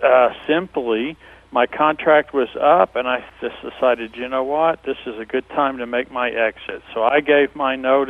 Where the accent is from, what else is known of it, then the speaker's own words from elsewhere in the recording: Louisville, Kentucky, United States; now in Las Vegas, United States; we went to my hometown, Louisville, Kentucky.